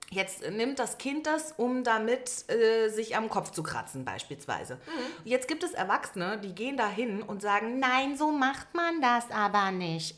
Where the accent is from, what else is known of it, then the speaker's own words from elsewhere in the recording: Berlin, Germany; Ich bin gebürtige Berlinerin